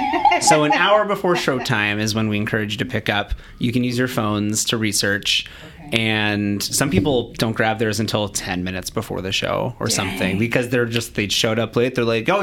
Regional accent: Seattle, Washington, United States; moved away as an adult; now in Boise, United States; It's where I'm from. I grew up there.

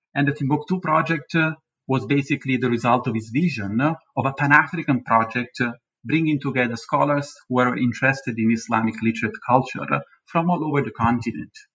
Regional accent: Naples, Campania, Italy; moved away; in this city, in Naples, my hometown

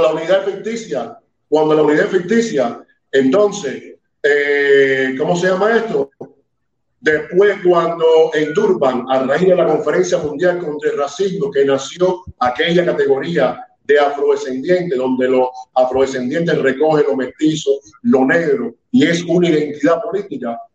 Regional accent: Cuba; also born or lived in Havana; Yo, soy tan cubano como usted

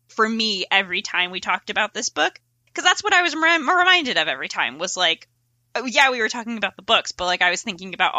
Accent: Connecticut, United States; I grew up in a very small town in Connecticut

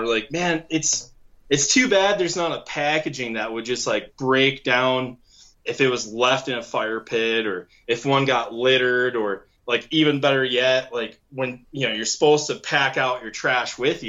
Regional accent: Michigan, United States; moved away as an adult; so I come from Michigan, moved out here in 2008, spent a year going to school, went back to Michigan, graduated in the UP.

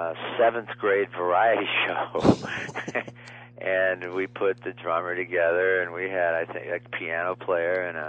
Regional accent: Niles, Michigan, United States; my hometown of Niles, Michigan

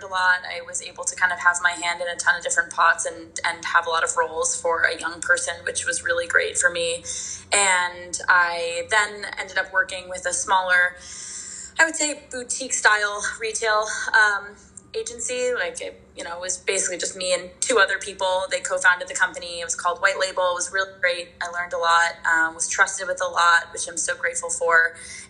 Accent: New York City, New York, United States; also born or lived in Los Angeles; I'm living in New York City, and I'm actually also from New York City, which is really fun. I grew up on the Upper West Side of Manhattan

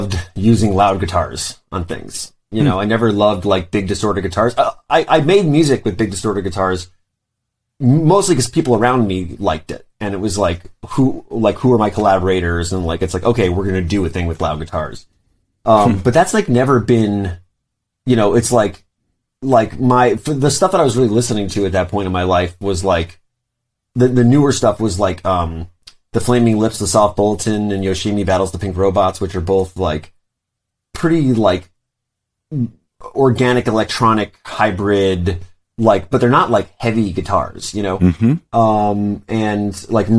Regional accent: New York City, New York, United States; I grew up in Brooklyn

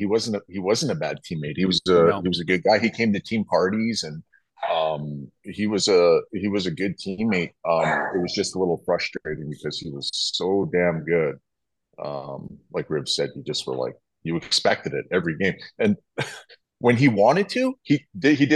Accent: Fishing Lake, Alberta, Canada; I come from Fishing Lake, Alberta. I come from nothing.

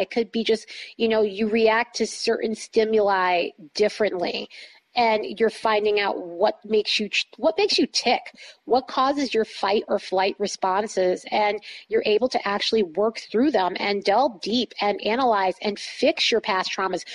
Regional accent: East Coast, United States; moved away; I'm from the East Coast and a lot of my friends, family are on the East Coast

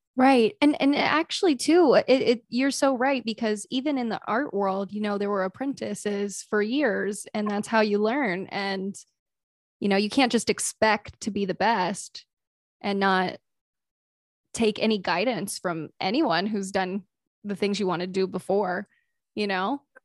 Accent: the South, United States; I grew up in the South

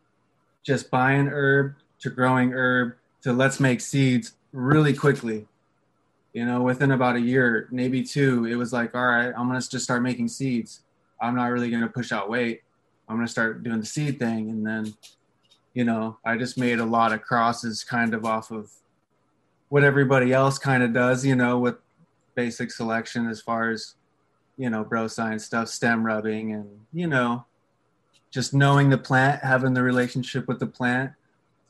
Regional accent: Pacific Northwest, United States; I grew up in the Pacific Northwest

